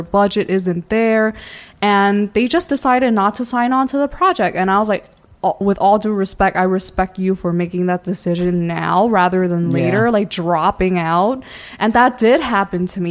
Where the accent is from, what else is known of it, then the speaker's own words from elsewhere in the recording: New York City, New York, United States; I come from New York